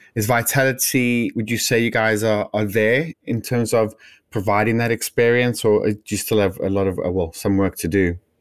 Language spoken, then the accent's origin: English; South Africa; me being South African